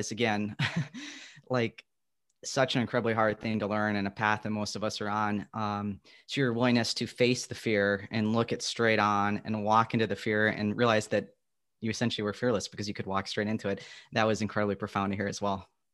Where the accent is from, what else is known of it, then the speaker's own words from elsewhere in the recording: Midwest, United States; I'm from the Midwest where there's the Great Lakes